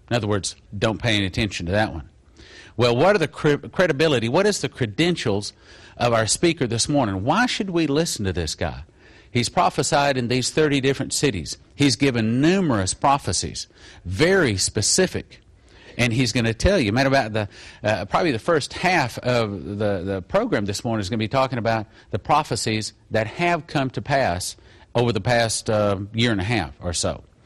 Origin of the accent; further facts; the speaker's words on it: Odessa, Texas, United States; moved away; my hometown of Odessa, Texas